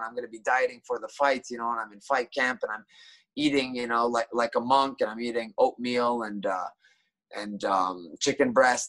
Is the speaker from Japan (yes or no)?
yes; Tokyo, Japan; like me coming from Tokyo and growing up in Tokyo, I'm kind of biased.